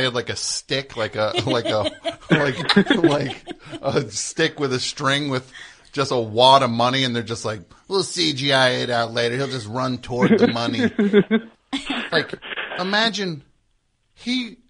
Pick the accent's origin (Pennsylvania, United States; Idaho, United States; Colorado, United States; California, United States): Colorado, United States; Centennial; Well, technically I'm from Centennial.